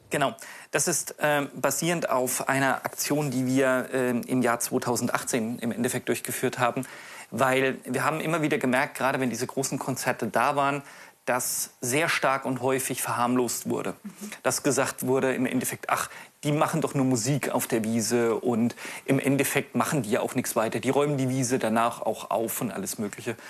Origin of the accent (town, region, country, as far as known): Themar, Thuringia, Germany; born or raised there